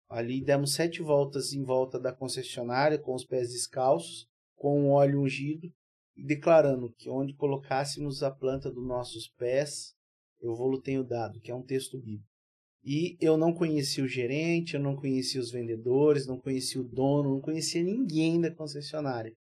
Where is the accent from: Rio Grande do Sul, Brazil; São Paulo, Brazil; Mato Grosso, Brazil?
Mato Grosso, Brazil; Cuiabá; born there; Eu, por um, tá um descuido dos meus pais, eu nasci em Cuiabá, mas